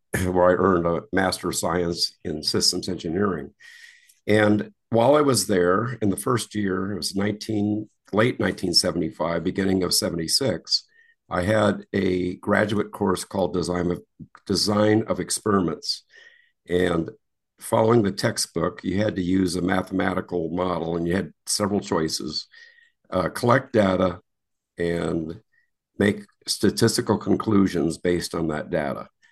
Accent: Wisconsin, United States; moved away as an adult; I grew up in Wisconsin

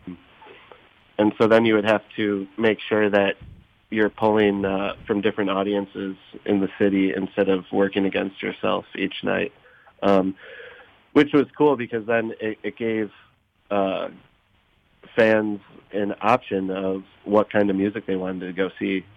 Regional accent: Oak Park, Illinois, United States; I grew up in in Oak Park and uh, so this is kind of like my my home base.

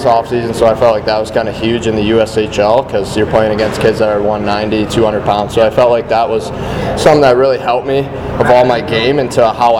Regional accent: Detroit, Michigan, United States; born or raised there

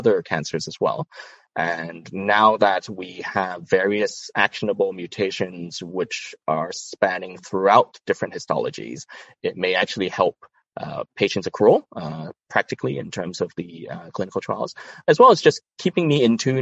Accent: Hong Kong; also born or lived in Toronto, Canada; I was brought up and trained in Hong Kong

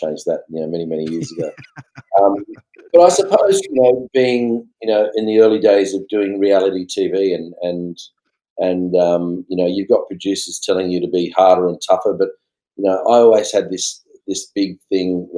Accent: Blacktown, New South Wales, Australia; also born or lived in Tamworth, New South Wales; I was born in Tamworth, lived on a farm for 4 or 5 years, And then we left and went to a dairy farm. And we actually left that dairy farm when I was about 8, and we moved to the Western suburbs. So I actually grew up mainly around Blacktown area

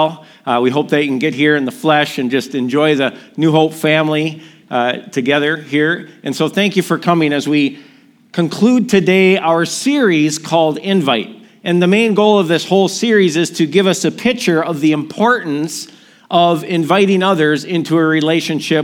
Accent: Milwaukee, Wisconsin, United States; my hometown, Milwaukee

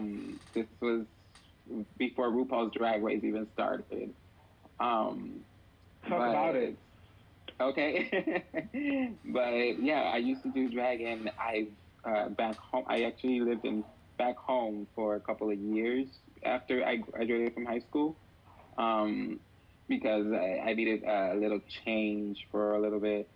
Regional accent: Puerto Rico; moved away; also born or lived in Ponce, Puerto Rico / Patillas, Puerto Rico; I am originally from Puerto Rico. I was born in Ponce, Puerto Rico. Although I lived my baby years in Patillas

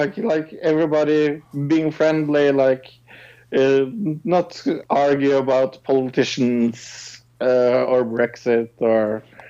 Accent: Norway

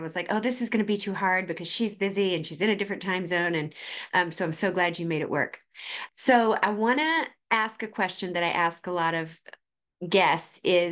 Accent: Boiling Springs, South Carolina, United States; also born or lived in Charleston, South Carolina; I grew up in Boiling Springs, South Carolina.

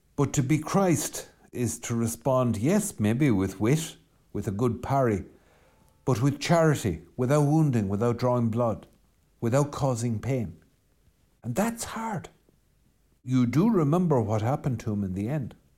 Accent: west of Ireland, Ireland; I'm Irish and I'm from the West

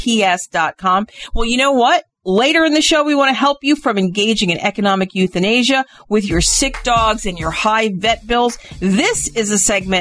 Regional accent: New York, United States; I'm from New York, so I'm a New York Yankee fan

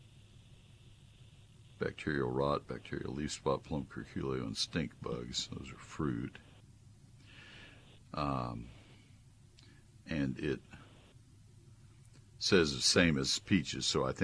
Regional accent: College Station, Texas, United States; also born or lived in Dallas-Fort Worth; my home when I was growing up in College Station

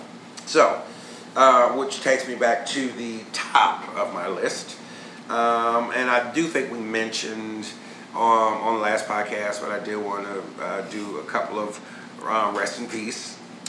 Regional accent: Chicago, Illinois, United States; I grew up on the South Side, and yeah, it was tough, but I don't regret one day growing up on the South Side.

